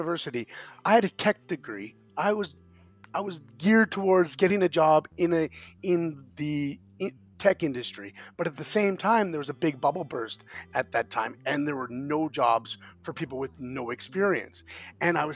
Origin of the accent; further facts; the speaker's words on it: Canada; moved away as an adult; now in South Korea; I'm a Canadian